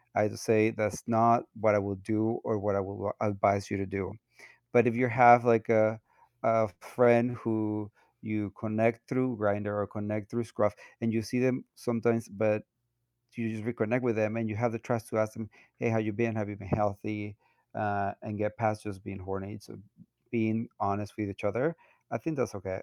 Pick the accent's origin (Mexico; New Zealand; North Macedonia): Mexico; moved away as an adult; now in United States; I'm a Latino, um, was born and raised in Mexico. I moved to the U S when I was twenty-seven